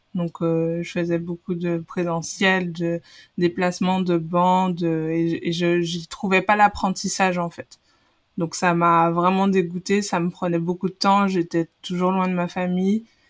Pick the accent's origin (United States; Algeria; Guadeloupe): Guadeloupe; moved away as an adult; also born or lived in Paris, France; je viens de, de la Guadeloupe je suis arrivée euh, dans l'hexagone en métropole euh, j'avais 17 ans après mon baccalauréat